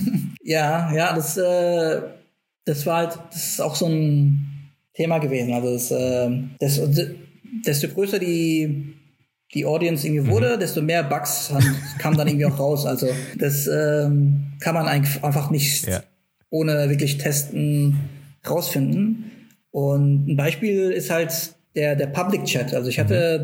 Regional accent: Frankfurt, Hesse, Germany; moved away as an adult; also born or lived in Stuttgart; komme aus Frankfurt

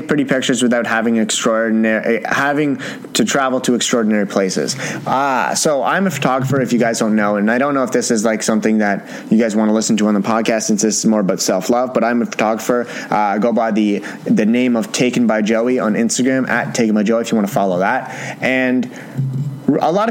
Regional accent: Canada; I'm Canadian

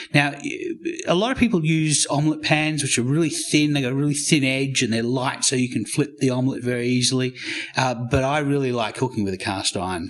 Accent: Australia; also born or lived in United States / Canberra, Australia; I'm Australian. I lived in America for ten years

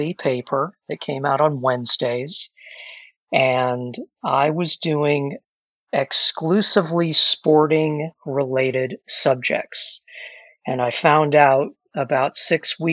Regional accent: Alton, Illinois, United States; my hometown of Alton, Illinois

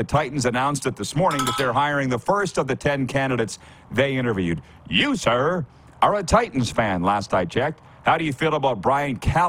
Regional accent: Saskatchewan, Canada; We're lucky that we grew up in Saskatchewan

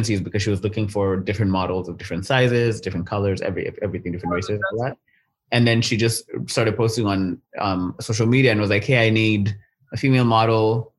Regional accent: Kenya; now in Vancouver, Canada; I'm from Kenya

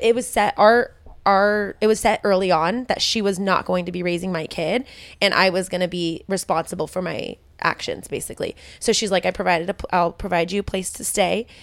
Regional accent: Modesto, California, United States; that's literally where I was, I grew up

